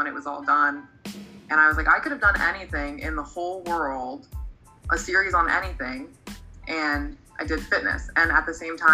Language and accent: English; New Jersey, United States; I'm from South Jersey, and I studied applied exercise science